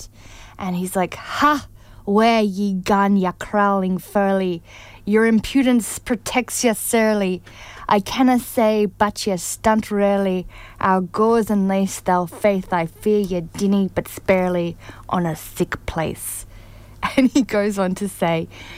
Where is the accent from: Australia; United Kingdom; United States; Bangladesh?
Australia; Canberra, Australian Capital Territory; I grew up in Canberra, Australia